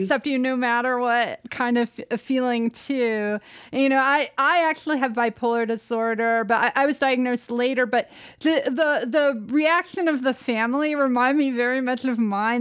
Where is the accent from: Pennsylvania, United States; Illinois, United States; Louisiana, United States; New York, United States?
Illinois, United States; Downers Grove; I actually grew up in Downers Grove, Illinois